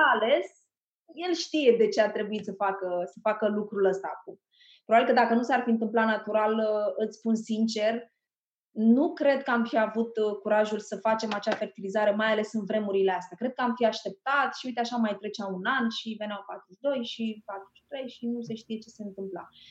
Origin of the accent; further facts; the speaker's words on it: Tulcea, Tulcea County, Romania; moved away; m-am născut în Tulcea, era un orășel pe vremea, acum s-a mai extins era orașul meu natal